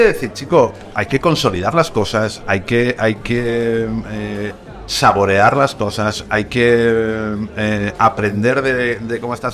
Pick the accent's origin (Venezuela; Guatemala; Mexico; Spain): Spain; Madrid, Community of Madrid; also born or lived in Zaragoza; yo vivo en Madrid desde que era pequeño, aunque no, yo nací en Zaragoza